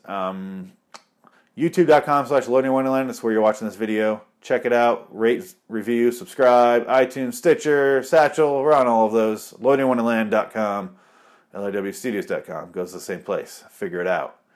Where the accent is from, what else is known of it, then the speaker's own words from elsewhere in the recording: Michigan, United States; now in Arizona, United States; I'm from Michigan